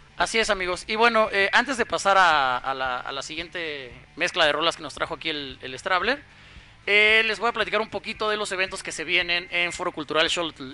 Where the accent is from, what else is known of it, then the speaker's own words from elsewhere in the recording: Mexico; entre nosotros como mexicanos